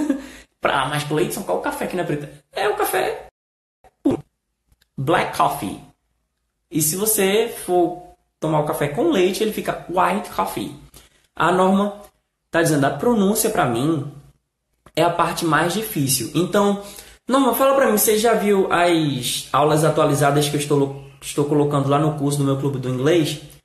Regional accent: Brazil; nós brasileiros falamos

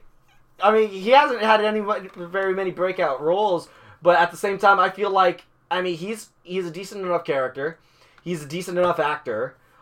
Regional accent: Scotland, United Kingdom; we're Scottish.

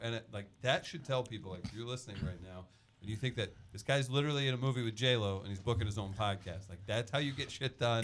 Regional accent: St. Louis, Missouri, United States; I'm from Saint Louis

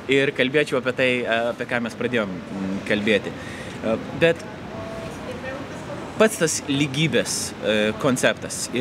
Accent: Lithuania; aš, aišku, kultūriškai irgi krikščioniškoje aplinkoje užaugau, turint omeny Lietuvą

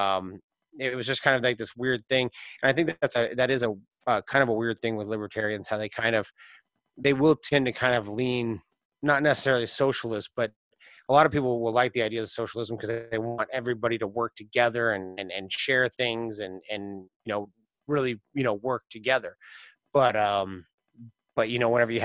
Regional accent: Alaska, United States; growing up in Alaska

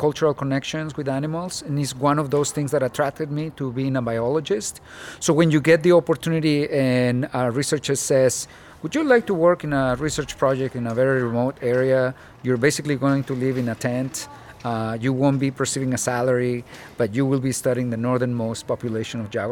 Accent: Mexico; also born or lived in Mexico City; now in Tucson, United States; I was born in Mexico City, and growing up in Mexico, running around in the desert

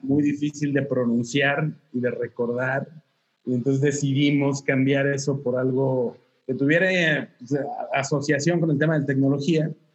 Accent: Torreón, Coahuila, Mexico; also born or lived in Mexico City; now in Saltillo, Mexico; Yo soy de Torreón, pero estudié aquí en la universidad, entonces mis padres vivían aquí en Saltillo

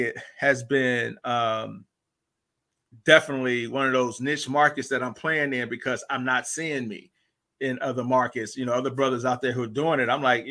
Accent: St. Louis, Missouri, United States; moved away as an adult; I'm originally from St. Louis, Missouri. I lived there till like 19

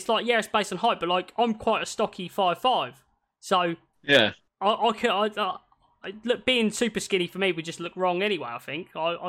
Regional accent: Scotland, United Kingdom; Yeah, I'm Scottish.

